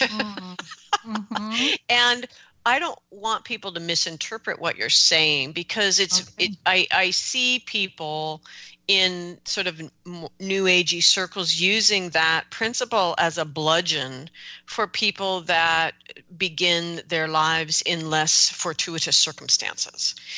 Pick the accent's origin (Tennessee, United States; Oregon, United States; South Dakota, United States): Oregon, United States; they're oregonians like me